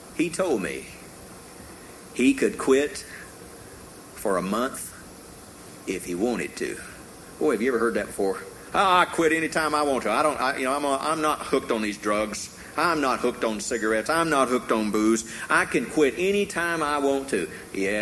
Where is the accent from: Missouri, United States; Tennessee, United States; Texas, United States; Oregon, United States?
Tennessee, United States; growing up in Tennessee